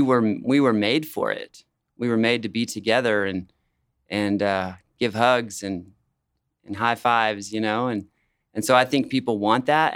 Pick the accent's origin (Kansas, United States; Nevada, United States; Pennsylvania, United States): Kansas, United States; Wichita; also born or lived in Colorado; I was born in Colorado, but I've lived in Wichita almost all my life